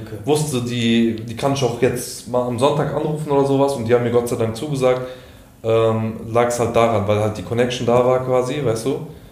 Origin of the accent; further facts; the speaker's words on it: Offenbach, Hesse, Germany; ich bin aus Offenbach